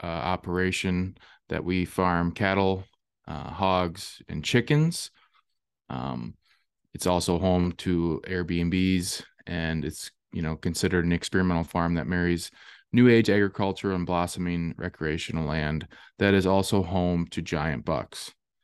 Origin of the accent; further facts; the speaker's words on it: Viroqua, Wisconsin, United States; I'm from Southwest Wisconsin, Viroqua, Wisconsin.